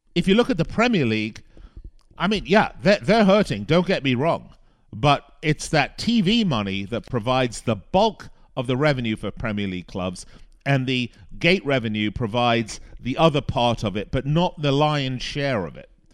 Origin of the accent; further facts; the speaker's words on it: Las Vegas, Nevada, United States; here in my hometown of Las Vegas.